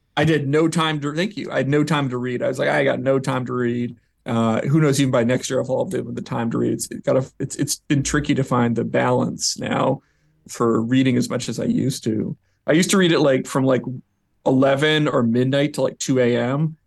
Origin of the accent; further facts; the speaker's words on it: Vancouver, British Columbia, Canada; moved away as an adult; also born or lived in New York; I'm from Vancouver, up in Canada